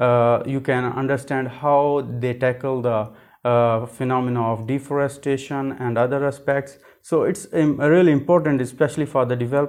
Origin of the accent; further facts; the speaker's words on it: Pakistan; I'm from Pakistan